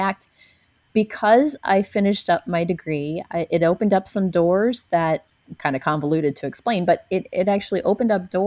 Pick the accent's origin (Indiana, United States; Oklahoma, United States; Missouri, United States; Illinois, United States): Missouri, United States; a small town south of St. Louis; now in Ubud, Indonesia; my hometown, which is a small town south of St. Louis